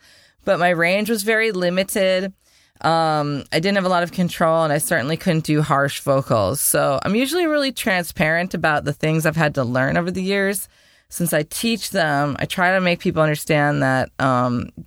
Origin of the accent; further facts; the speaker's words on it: Wisconsin, United States; now in Las Vegas, United States; I'm from Wisconsin